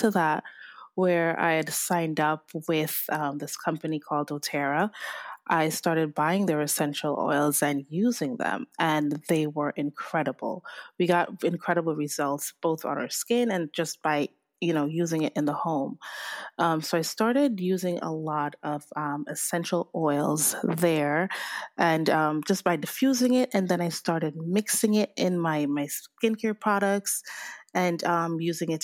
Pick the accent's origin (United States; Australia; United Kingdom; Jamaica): Jamaica; moved away; I'm Jamaican, and I grew up with my grandparents on the island